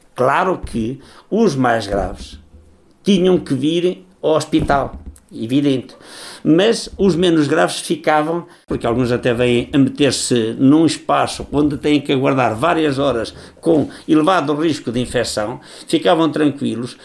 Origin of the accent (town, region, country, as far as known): Portugal